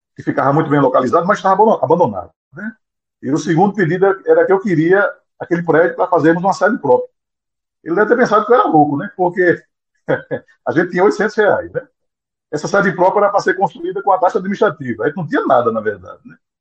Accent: Vicência, Pernambuco, Brazil; que é a minha, a minha cidade natal, que é Vicência, aqui em Pernambuco

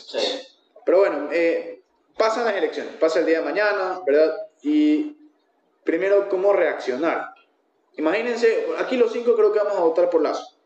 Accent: Ecuador; Somos ecuatorianos

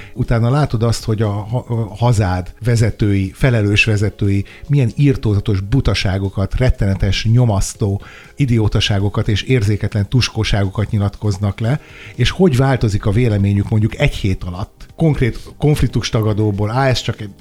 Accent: Sopron, Győr-Moson-Sopron, Hungary; én Soproni vagyok

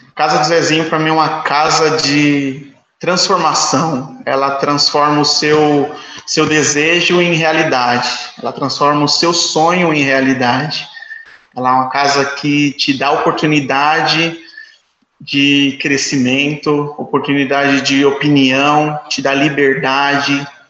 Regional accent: São Paulo, Brazil; Eu sou do Parque Santo Antônio, nasci no Parque Santo Antônio, uma comunidade bem próxima do Capão Redondo

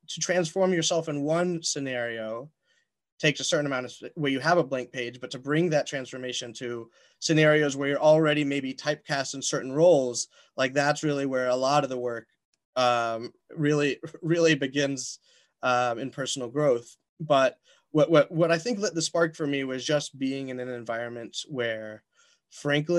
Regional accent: Atlanta, Georgia, United States; I grew up in Atlanta, Georgia.

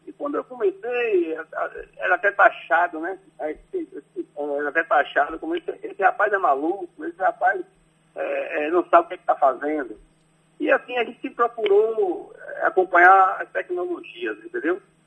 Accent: Conceição do Jacuípe, Bahia, Brazil; moved away; minha cidade natal, né? Conceição do Jacuípe, a qual eu, eu prezo muito, tenho muita admiração e onde eu fui criado

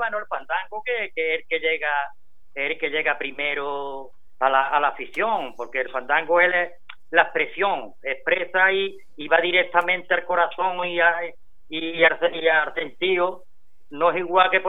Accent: Paterna, Valencian Community, Spain; cuando yo voy a Paterna me encuentro en mi pueblo, con mi familia, mi

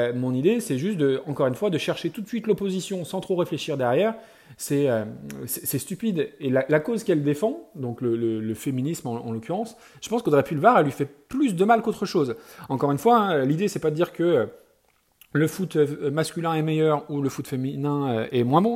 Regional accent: France; chez nous en France

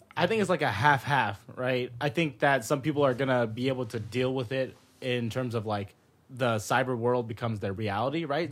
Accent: Modesto, California, United States; born or raised there; moved away as an adult; also born or lived in San Jose, California; now in Los Angeles, United States

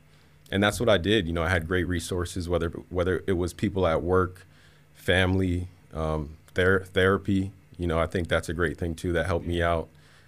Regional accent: Miramar, Florida, United States; also born or lived in Hialeah; now in Central Florida, United States; No, I was born in Hialeah, but our house was in Miramar. So both of which are in South Florida.

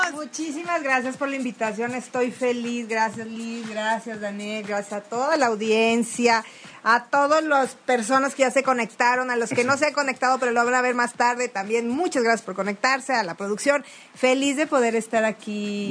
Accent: Veracruz, Mexico

